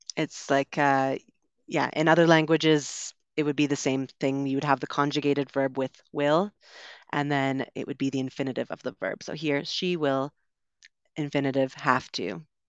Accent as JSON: {"language": "English", "country": "Canada", "tie": "born or raised there", "also_born_or_lived": "United Kingdom", "accent": "Canadian", "moved": "as an adult", "lives_now": "Medellin, Colombia", "said": "I grew up in Canada, so we learned and we speak in the way that this would be usually singular"}